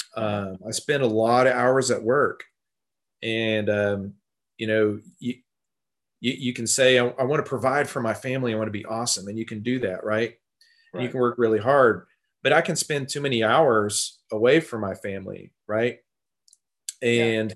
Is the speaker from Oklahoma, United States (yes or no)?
yes; Tulsa, Oklahoma, United States; also born or lived in Texas; I grew up in the Tulsa area, uh, and I've lived here most of my life.